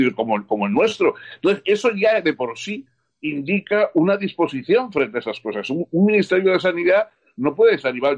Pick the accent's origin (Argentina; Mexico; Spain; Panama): Spain; yo me alegré como español